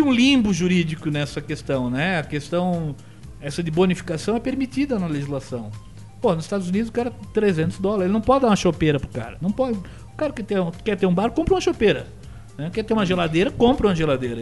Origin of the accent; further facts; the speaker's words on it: Blumenau, Santa Catarina, Brazil; eu sou de Blumenau